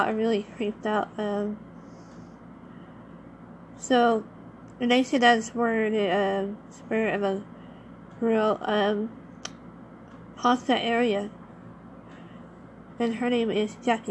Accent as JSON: {"language": "English", "town": "Los Angeles", "region": "California", "country": "United States", "tie": "born or raised there", "said": "I happened to not only live by it, but I was also born near it in Long Beach and in Harbor City, California, is actually where I was born."}